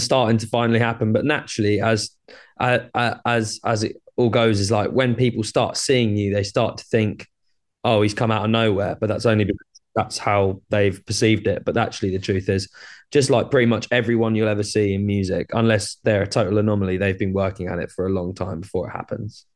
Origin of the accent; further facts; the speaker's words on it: Brighton, South East England, United Kingdom; I'm from Brighton in the U K.